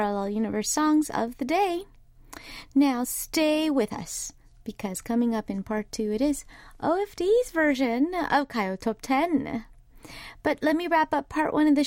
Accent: Southern California, United States; now in Seoul, South Korea; when I was growing up in Southern California

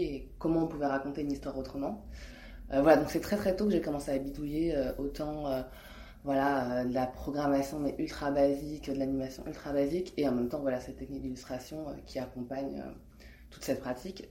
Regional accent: France; je suis française, je suis née en France, mais euh, ma mère est hongkongaise et, et, mon père est cambodgien

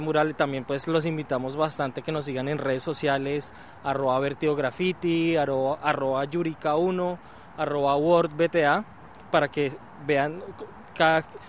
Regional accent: Colombia; somos tres colombianos

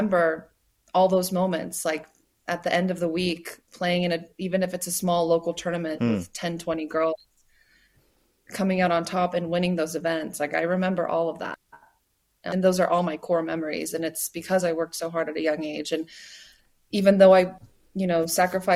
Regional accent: United States; I'm American, but I grew up Korean American

